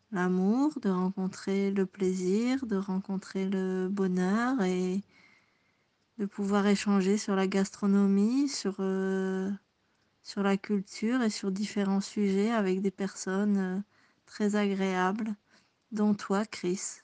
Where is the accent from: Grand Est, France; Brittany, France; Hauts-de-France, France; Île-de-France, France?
Hauts-de-France, France; near Lille; accent: Ch'timi; moved away as an adult; also born or lived in southern Belgium; now in Burgundy, France; je suis née en Belgique de deux parents français, dans le sud de la Belgique, à la frontière belge.